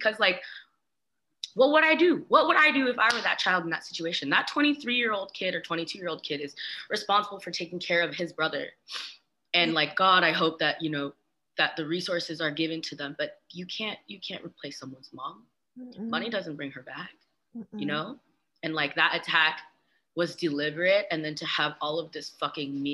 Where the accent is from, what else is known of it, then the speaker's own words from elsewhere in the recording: the Bay Area, California, United States; I grew up in the Bay